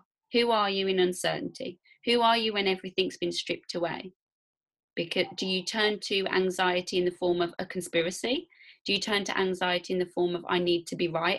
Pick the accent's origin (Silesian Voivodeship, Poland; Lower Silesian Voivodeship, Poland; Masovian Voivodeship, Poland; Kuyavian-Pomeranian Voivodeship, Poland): Masovian Voivodeship, Poland; Warsaw; I'm a girl from Warsaw, so like whatever I say, just remember I'm from Warsaw